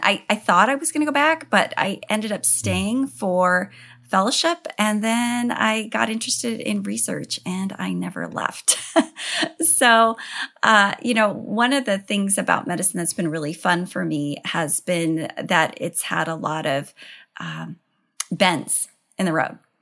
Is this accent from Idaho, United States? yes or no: yes; Idaho, United States; I grew up in Idaho